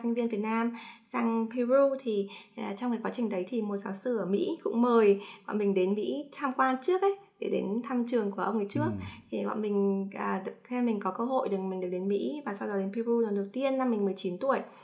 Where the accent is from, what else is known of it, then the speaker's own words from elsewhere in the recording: Hanoi, Vietnam; moved away as an adult; now in United States; sinh ra và lớn lên ở Hà Nội